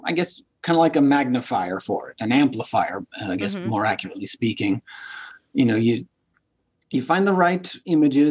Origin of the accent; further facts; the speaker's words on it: Louisiana, United States; growing up in Louisiana, Catholic